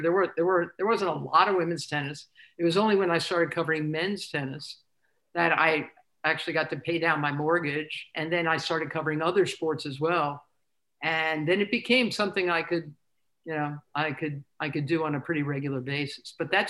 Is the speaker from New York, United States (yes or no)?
yes; New York City, New York, United States; I'm from Douglas in Queens, and I used to take the Long Island Railroad from D-Town right into Penn Station